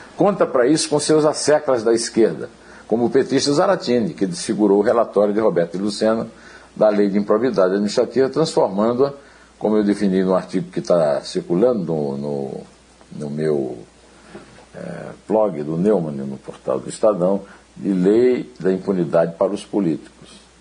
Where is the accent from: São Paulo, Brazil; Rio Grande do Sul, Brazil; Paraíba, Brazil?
Paraíba, Brazil; Campina Grande; moved away; quando eu era menino lá em Campina Grande